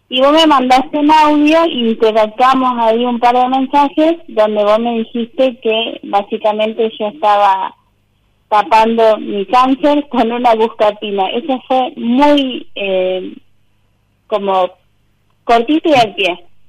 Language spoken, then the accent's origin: Spanish; Sunchales, Santa Fe, Argentina; Soy de Santa Fe, Sunchales